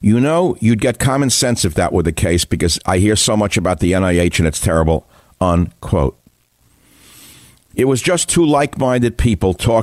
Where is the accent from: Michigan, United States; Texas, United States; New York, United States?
New York, United States; New York City; I grew up in New York City reading the New York Daily News